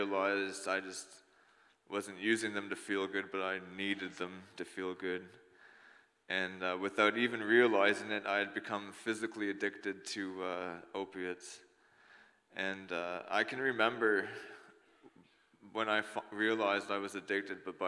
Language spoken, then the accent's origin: English; New Brunswick, Canada; I grew up in New Brunswick in a family of four.